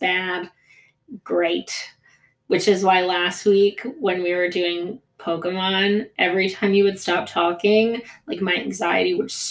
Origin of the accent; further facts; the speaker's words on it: United States; first language Greek; English is a second language; I wasn't born there, but my whole family's from there. Greek was my first language, and I've spent a lot of time in Greece for somebody who grew up in the States